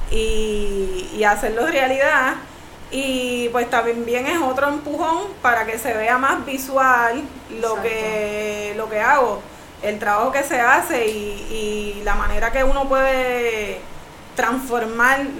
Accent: Puerto Rico; Y pues la mesita yo la tengo también como un modo de propuesta a lo que quiero como, boricua y, para mi isla.

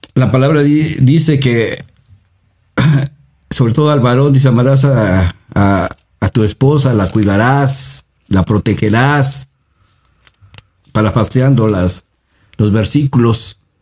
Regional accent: Mexico

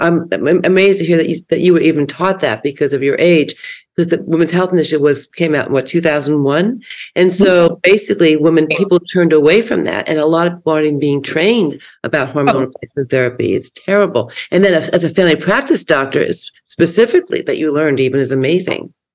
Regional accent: East Coast, United States; now in West Coast, United States; I grew up on the East Coast and I have a lot of family there and a lot of friends, but I've lived on the West Coast since 1977

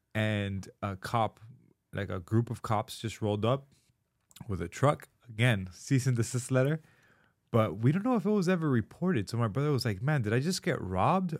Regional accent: Miami, Florida, United States; growing up in Miami

